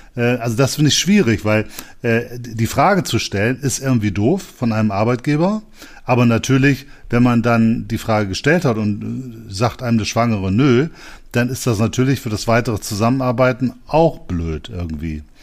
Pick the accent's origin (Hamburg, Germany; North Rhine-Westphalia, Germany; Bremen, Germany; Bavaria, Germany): Bremen, Germany; Ich komme ja aus Bremen